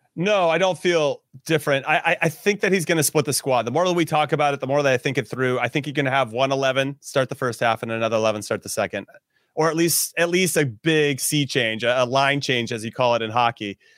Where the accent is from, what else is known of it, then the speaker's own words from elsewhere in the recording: Los Angeles, California, United States; I was born and raised in L